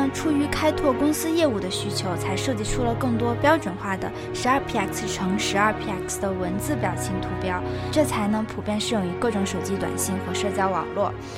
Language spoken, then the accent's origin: Chinese; China; 你比如说像我们中国人一直以来的家庭教育，还有传统文化